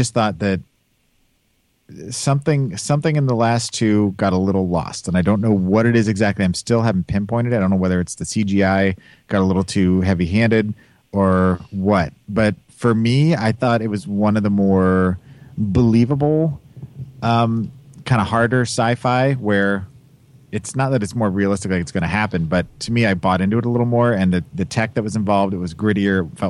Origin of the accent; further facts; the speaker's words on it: Kansas City, United States; I'm from Kansas City